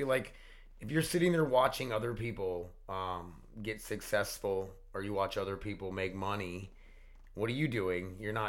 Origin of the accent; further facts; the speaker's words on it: Connecticut, United States; I'm from Connecticut.